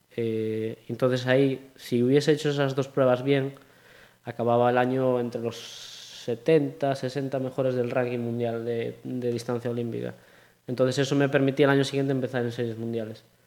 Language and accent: Spanish; Pontevedra, Galicia, Spain; also born or lived in A Coruña; soy más de Pontevedra